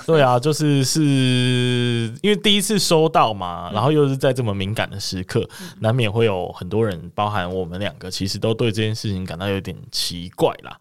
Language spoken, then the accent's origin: Chinese; Kaohsiung, Taiwan; 我们都是高雄的，呃，人一起去的嘛